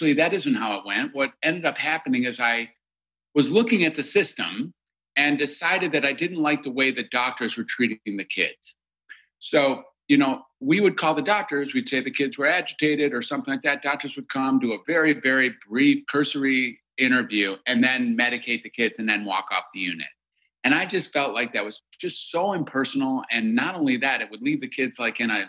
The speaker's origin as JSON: {"language": "English", "region": "Michigan", "country": "United States", "tie": "born or raised there", "said": "I grew up in Michigan"}